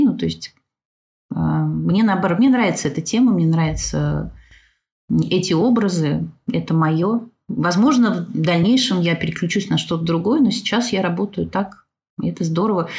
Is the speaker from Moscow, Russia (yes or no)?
yes; Moscow, Russia; moved away as an adult; now in Smolensk, Russia; Я вообще из Москвы